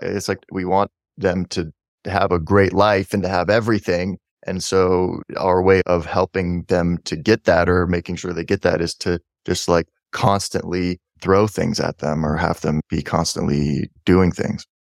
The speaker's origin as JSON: {"language": "English", "town": "Portland", "country": "United States", "tie": "born or raised there", "said": "I grew up in Portland where if it snows an inch, it's like the whole, everybody freaks out."}